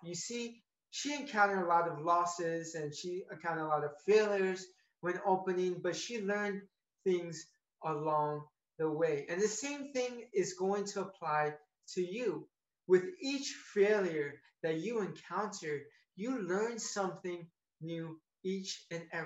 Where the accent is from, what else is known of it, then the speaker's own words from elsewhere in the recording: Tampa, Florida, United States; I was born and raised in Tampa, Florida